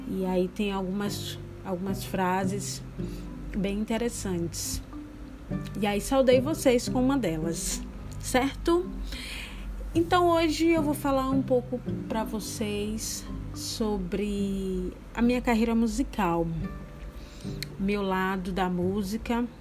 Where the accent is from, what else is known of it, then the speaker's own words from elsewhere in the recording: Bahia, Brazil; also born or lived in São Luís; Eu sou baiana, filha de pai baiano e de mãe maranhense. Nasci na Bahia, depois fui morar em São Luís. Depois voltei para Bahia novamente, depois fui de novo.